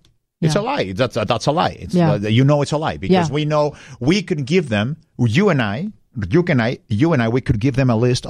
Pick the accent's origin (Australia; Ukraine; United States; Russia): Russia; accent: Russian; Eric asked me, are you from Scotland? I'm like, no. I know my accent threw you off a little bit.